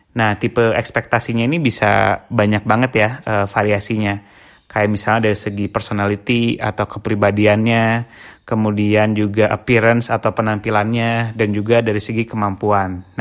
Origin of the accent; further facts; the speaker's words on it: West Java, Indonesia; karena uh, eh, gue sendiri juga orang Sunda gitu kan